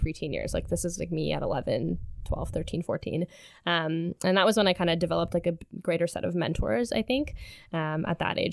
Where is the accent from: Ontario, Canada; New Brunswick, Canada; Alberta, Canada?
Ontario, Canada; Sudbury; moved away as an adult; now in Kingston, Canada; I'm originally from Sudbury, Ontario